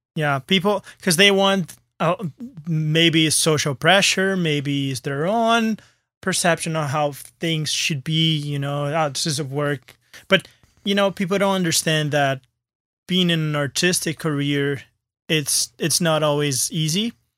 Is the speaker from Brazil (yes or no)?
yes; Brazil; moved away; I'm from Brazil, but I always, like, kind of negate my, uh, roots